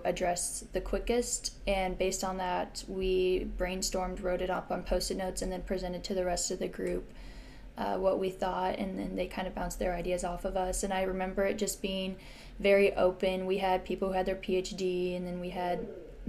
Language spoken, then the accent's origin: English; Springfield, Illinois, United States; I grew up in Springfield, Illinois, which is flat and a lot of corn